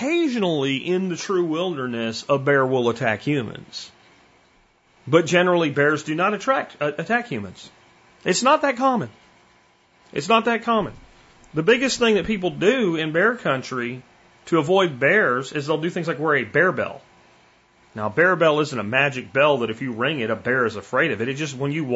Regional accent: Pennsylvania, United States; I grew up in Pennsylvania

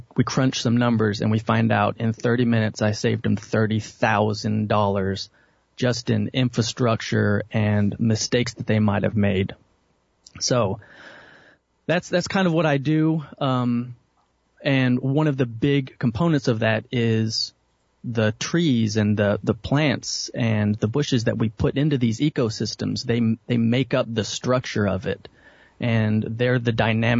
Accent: Dallas, Texas, United States; I was born and raised in Dallas, Texas

